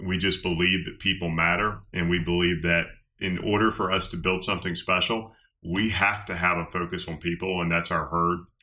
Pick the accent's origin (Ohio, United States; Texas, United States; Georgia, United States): Georgia, United States; West; I grew up in West Georgia